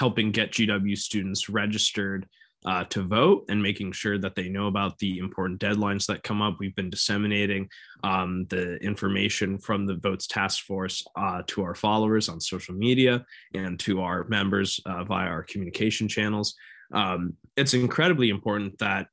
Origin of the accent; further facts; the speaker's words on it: Connecticut, United States; my home state of Connecticut